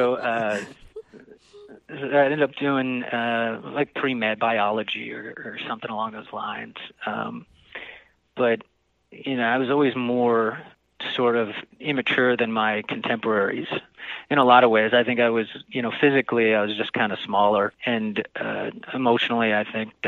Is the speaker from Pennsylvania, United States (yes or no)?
no; New Jersey, United States; I grew up in Jersey, in a pretty rural part of Jersey